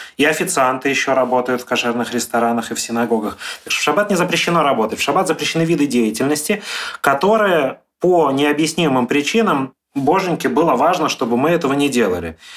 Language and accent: Russian; Dnipro, Dnipropetrovsk Oblast, Ukraine; моя семья в Днепропетровск уехала